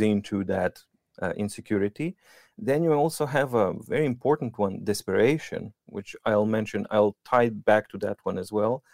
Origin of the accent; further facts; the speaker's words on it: Serbia; English is a second language; moved away as an adult; now in Norway; I come from Serbia